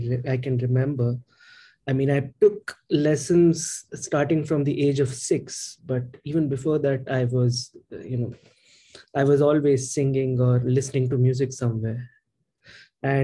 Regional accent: India; moved away as an adult; now in England; I'm originally from India. I'm studying at the University of Surrey

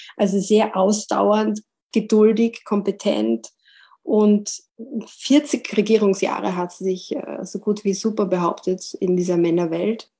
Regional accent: Vienna, Austria; Als Wienerin wächst man praktisch mit ihr auf

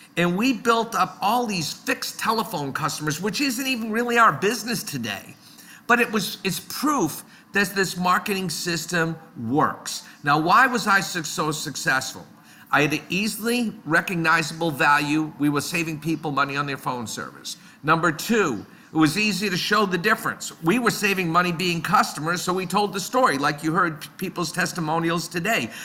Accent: Boston, Massachusetts, United States; also born or lived in Netherlands; I grew up in the Boston area. I still live in this area.

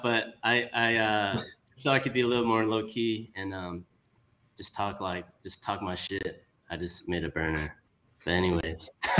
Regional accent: Houston, Texas, United States; I'm born and raised in Houston as well.

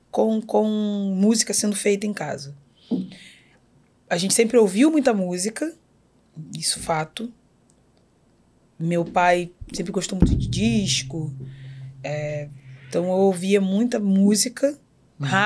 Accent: Magé, Rio de Janeiro, Brazil; born there; Nasci em Magé.

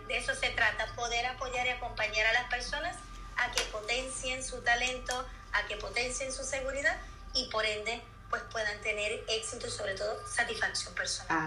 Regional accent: Puerto Rico; moved away as an adult; now in Seville, Spain; soy de Puerto Rico, también al igual que Mimi, y llevo 12 años viviendo aquí en Sevilla

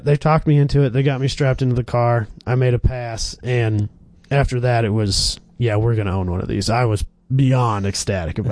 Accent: Kansas, United States; moved away; I was born in Kansas, and where we were living in Kansas, we had like 6 drag tracks within a 2-hour drive of us

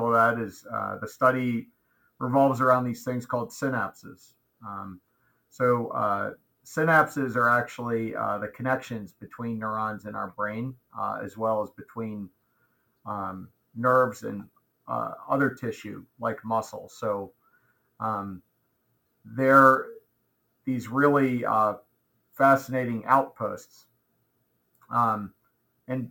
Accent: outside of Baltimore, Maryland, United States; moved away as an adult; also born or lived in Portland, Oregon; I was born in Maryland, raised mainly outside of Baltimore

